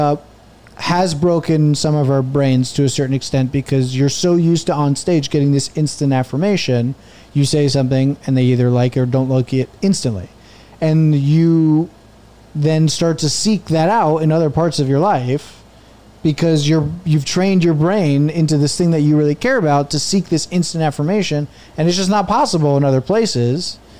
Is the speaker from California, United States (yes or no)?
no; New Jersey, United States; born or raised there